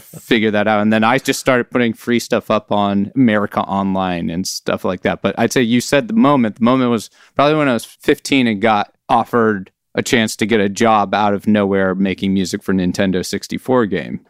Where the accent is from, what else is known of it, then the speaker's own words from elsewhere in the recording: Oakland, California, United States; now in Alameda, United States; I was born and raised in Oakland, California